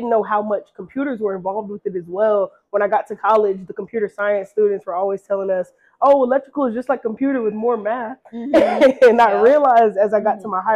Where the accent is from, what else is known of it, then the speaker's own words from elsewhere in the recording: Decatur, Georgia, United States; also born or lived in Atlanta, Georgia; from Atlanta, Georgia, born and raised in Decatur